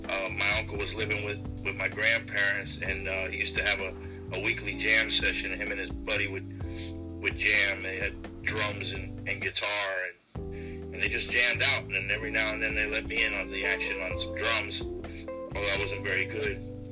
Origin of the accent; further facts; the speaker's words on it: Miami, Florida, United States; also born or lived in New York City; I grew up in Miami, Coral Gables, Miami area. I was born in New York, but we left New York City when I was 4 and moved to Florida.